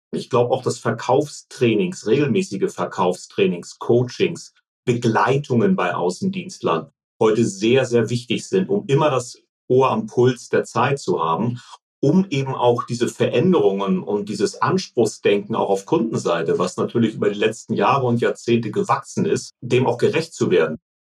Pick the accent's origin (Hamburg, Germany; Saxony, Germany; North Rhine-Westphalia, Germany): Hamburg, Germany; also born or lived in Munich